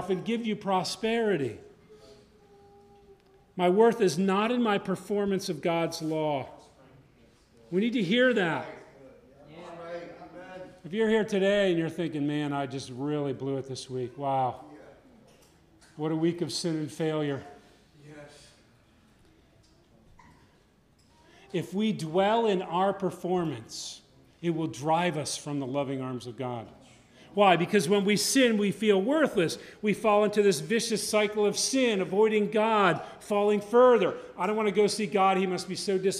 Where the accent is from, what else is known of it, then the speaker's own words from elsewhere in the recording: Connecticut, United States; I grew up in Connecticut.